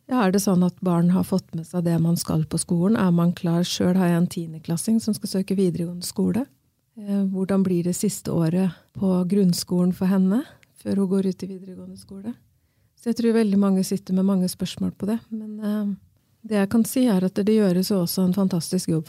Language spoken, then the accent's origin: Norwegian; Rygge, Østfold, Norway; Jeg er fra Rygge.